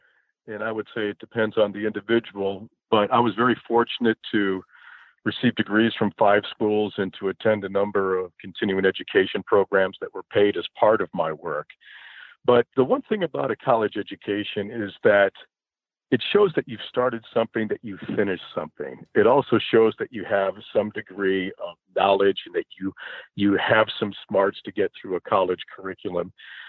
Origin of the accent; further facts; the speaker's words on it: Chicago, Illinois, United States; I grew up in the Chicago area